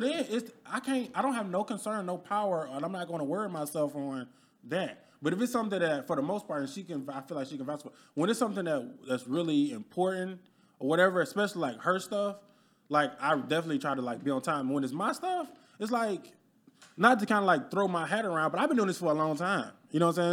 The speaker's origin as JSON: {"language": "English", "region": "Alabama", "country": "United States", "tie": "born or raised there", "also_born_or_lived": "Detroit, Michigan", "moved": "as an adult", "lives_now": "Dallas, United States", "said": "I'm originally born and raised in Alabama"}